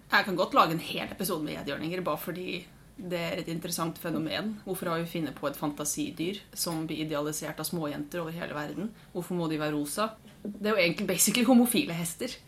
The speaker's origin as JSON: {"language": "Norwegian", "town": "Våler", "region": "Innlandet", "country": "Norway", "accent": "østlending", "moved": "as an adult", "lives_now": "Stavanger, Norway", "said": "Våler i Hedmark"}